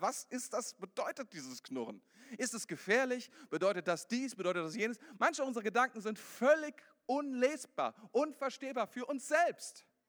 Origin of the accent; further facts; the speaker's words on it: Germany; bei uns in Deutschland